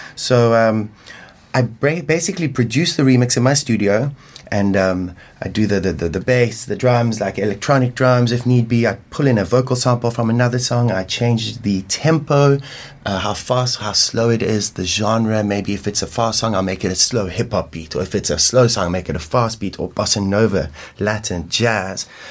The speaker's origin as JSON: {"language": "English", "region": "Limpopo", "country": "South Africa", "tie": "born or raised there", "moved": "yes", "lives_now": "Cape Town, South Africa", "said": "I, I, grew up in Limpopo, in, in kind of like an African village called Mbokota, near Venda."}